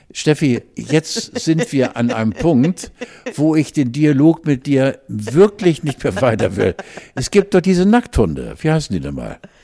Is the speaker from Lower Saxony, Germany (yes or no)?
no; Hamburg, Germany; wir als Hamburger